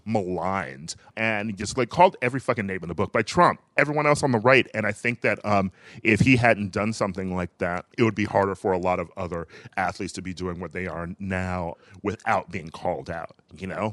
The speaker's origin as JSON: {"language": "English", "region": "Wisconsin", "country": "United States", "tie": "born or raised there", "moved": "yes", "said": "my home state of Wisconsin"}